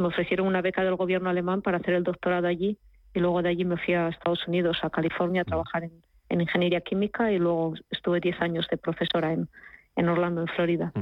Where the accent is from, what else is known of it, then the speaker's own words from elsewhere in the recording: Asturias, Spain; now in Germany; En la región de, de donde yo vengo, de Asturias